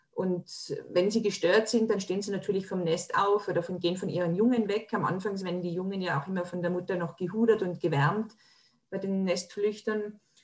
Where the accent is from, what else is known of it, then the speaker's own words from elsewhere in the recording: Tyrol, Austria; Bei uns in Tirol, wo ich herkomme